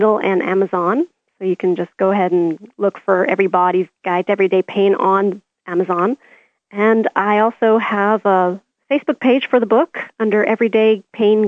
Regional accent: Canada; I'm Canadian.

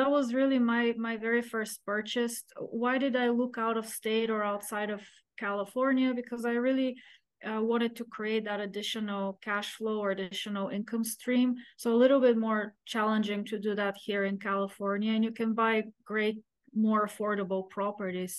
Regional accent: Bulgaria; moved away as an adult; now in United States; So I grew up in Eastern Europe behind the Iron Curtain

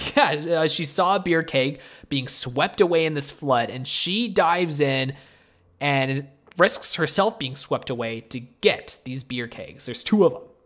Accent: Canada; me and Tristan, we are Canadian

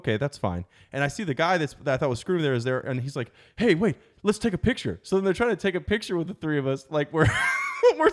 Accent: Baltimore, Maryland, United States

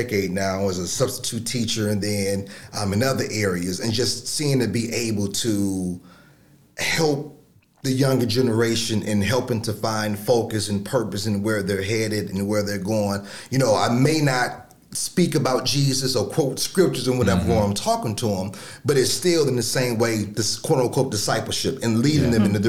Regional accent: Chicago, Illinois, United States; moved away as an adult; now in Southern Illinois, United States; I am originally from Chicago, came here 20 years ago to go to SIU

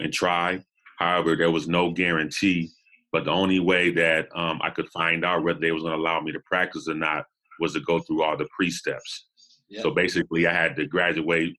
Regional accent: Los Angeles, California, United States; also born or lived in Buffalo, New York; I'm originally from Los Angeles, South Central LA. I was born back in 69.

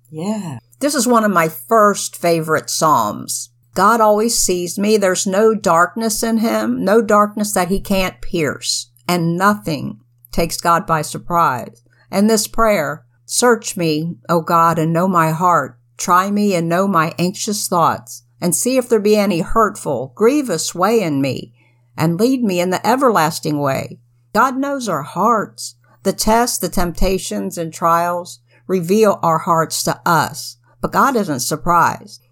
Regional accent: United States; As an American

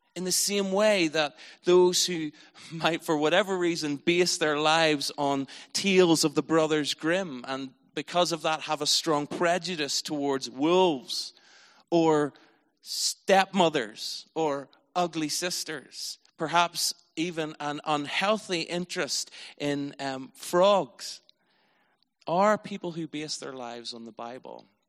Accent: Northern Ireland, United Kingdom; I was from Northern Ireland

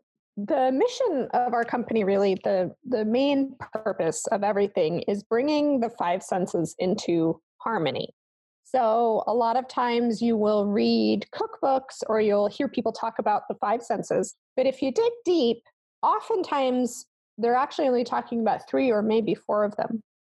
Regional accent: Germany; So I grew up in Germany, so I grew up under gray skies, wearing a lot of clothing with no not very interesting spices in the food that we could get, and in a classical household.

